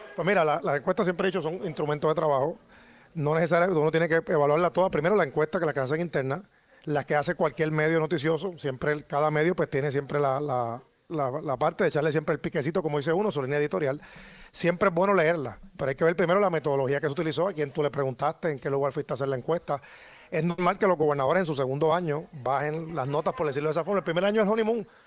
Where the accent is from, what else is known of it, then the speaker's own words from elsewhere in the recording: San Juan, Puerto Rico; como ciudadano, como sanjuanero